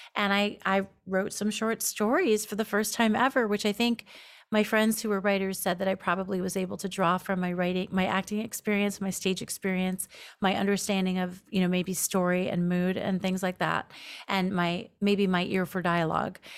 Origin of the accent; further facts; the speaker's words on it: New York, United States; moved away as an adult; also born or lived in Los Angeles; now in Seattle, United States; I'm from New York mostly.